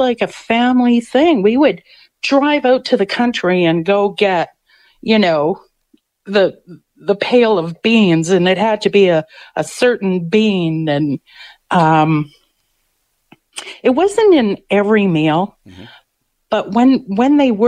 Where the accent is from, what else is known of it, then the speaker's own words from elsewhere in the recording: Winnipeg, Manitoba, Canada; growing up in St. Boniface, my brother worked at the pool hall